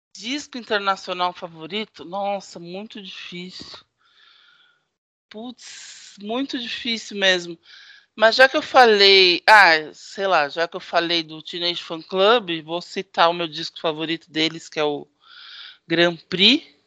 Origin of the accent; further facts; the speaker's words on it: Santos, São Paulo, Brazil; Eu não tenho do que reclamar da minha adolescência em Santos